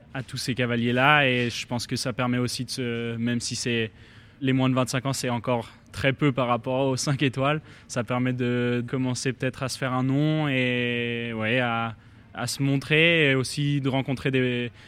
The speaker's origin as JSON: {"language": "French", "region": "Geneva", "country": "Switzerland", "said": "je viens de Genève"}